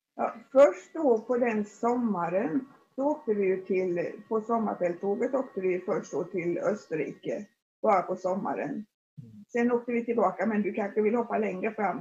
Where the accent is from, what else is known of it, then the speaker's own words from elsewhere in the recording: Forserum, Jönköping County, Sweden; jag växte upp i Forsum som ligger strax utanför, utanför Jönköping